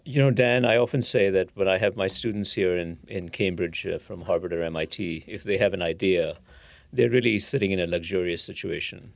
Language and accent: English; India; moved away; I grew up in India